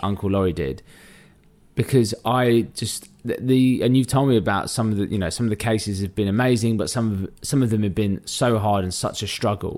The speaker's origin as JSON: {"language": "English", "region": "London", "country": "United Kingdom", "tie": "born or raised there", "said": "I'm a Londoner through and through, born in and grew up in North London."}